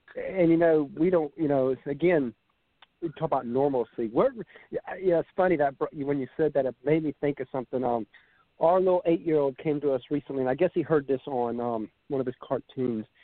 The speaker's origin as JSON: {"language": "English", "town": "Savannah", "region": "Georgia", "country": "United States", "said": "we're from Savannah, Georgia"}